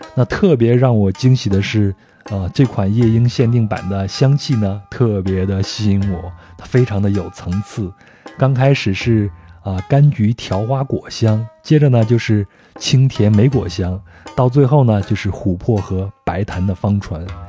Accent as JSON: {"language": "Chinese", "country": "China", "said": "我们中国人不也是吗？很多人都在名字里边有这种花的这种意象在里边呀"}